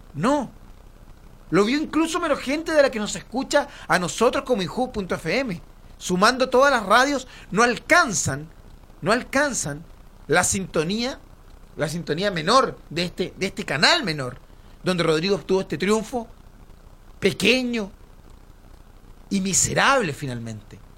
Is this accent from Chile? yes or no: yes; Chile; como chilenos